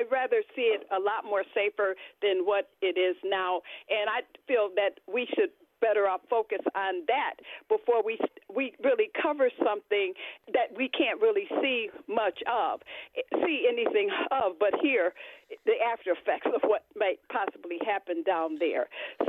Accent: Buffalo, New York, United States; I grew up in Buffalo all of my 72-year life.

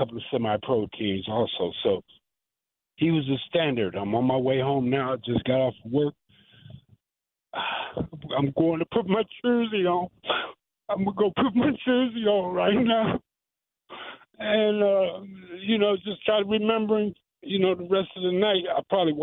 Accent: Wisconsin, United States; I grew up in Wisconsin

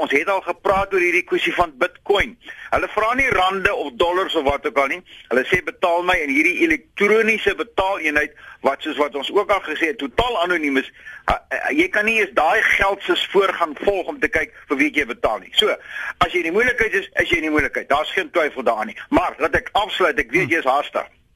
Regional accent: South Africa

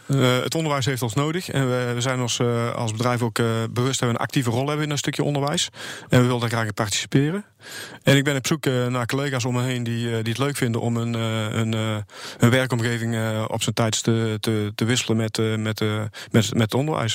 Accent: Goirle, North Brabant, Netherlands; ik kom uit Goorlen, dat is tussen Tilburg en de Belgische grens

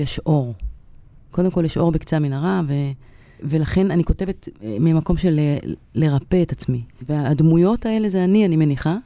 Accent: Kiryat Bialik, Haifa District, Israel; קריית ביאליק, אני הייתי כל היום בכפר

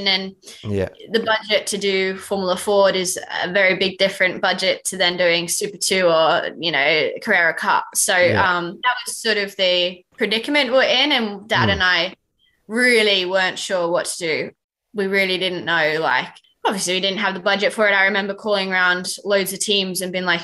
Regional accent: Australia; moved away as an adult; now in United Kingdom; as an Aussie

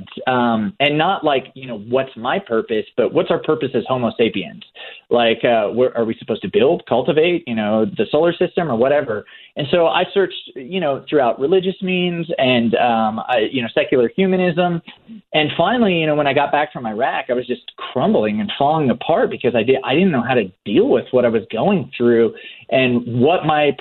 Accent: Oklahoma, United States; born or raised there

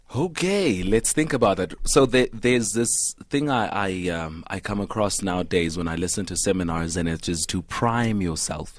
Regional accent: Vanderbijlpark, Gauteng, South Africa; I grew up in Van der Bijl

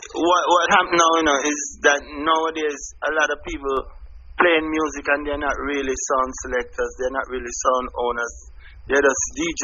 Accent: Jamaica; growing up in Jamaica

